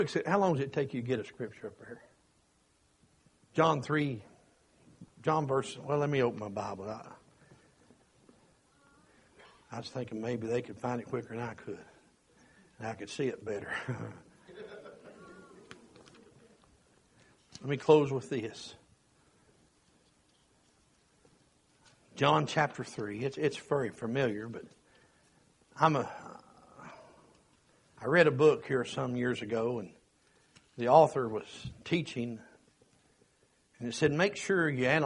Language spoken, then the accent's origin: English; Kentucky, United States; I'm from Kentucky and proud of that.